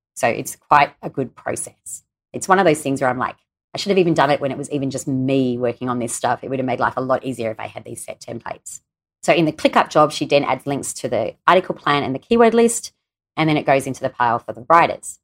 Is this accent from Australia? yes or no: yes; Australia; my home country here in Australia